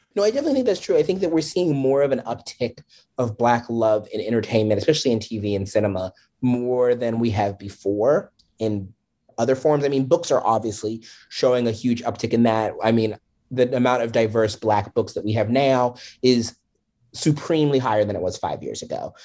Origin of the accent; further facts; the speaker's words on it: DC area, Maryland, United States; moved away as an adult; now in New York area, United States; I grew up in the Maryland, D C area